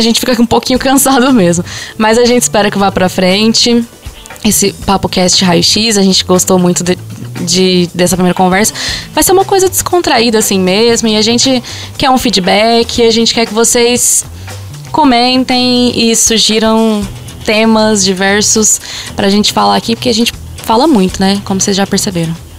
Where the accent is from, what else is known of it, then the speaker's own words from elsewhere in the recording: Monte Carmelo, Minas Gerais, Brazil; also born or lived in Frutal; eu não sou de Frutal, eu sou de Monte Carmelo, a minha cidade mesmo não tem cinema